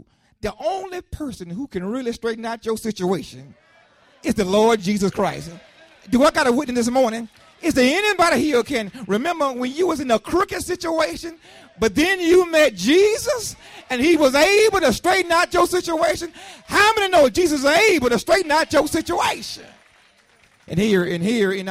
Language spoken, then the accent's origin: English; Lakeland, United States; I was growing up in Lakeland, a young boy growing up in Lakeland, I grew up on 6th Street